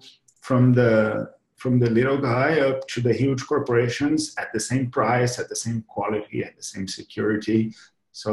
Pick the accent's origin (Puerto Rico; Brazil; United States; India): Brazil; now in Madrid, Spain; I'm from Brazil, actually, originally. I'm now in Madrid